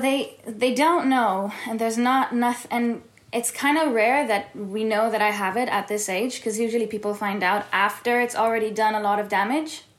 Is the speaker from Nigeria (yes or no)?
no; Tel Aviv, Tel Aviv District, Israel; moved away; also born or lived in California; I was born and raised in Tel Aviv and in California